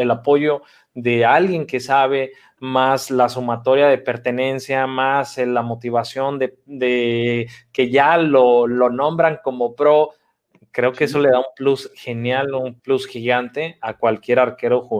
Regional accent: Mexico; Somos mexicanos chingones.

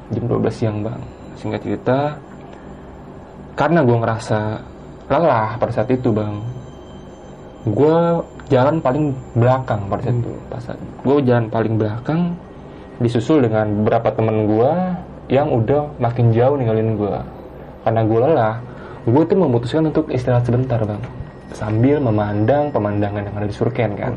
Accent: Jakarta, Indonesia; Itu gue mendaki bersama dengan tiga orang teman gue yang berasal dari Jakarta juga.

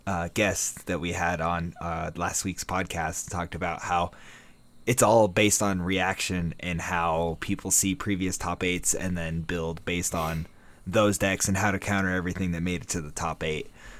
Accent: United States; Because we're super American and don't know about the rest of the world.

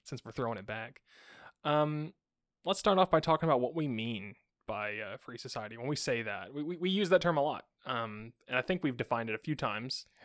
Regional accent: United States; as an American

